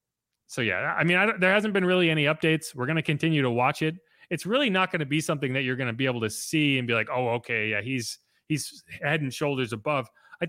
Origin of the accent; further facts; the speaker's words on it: New England, United States; I remember when I was growing up in New England as a Giants fan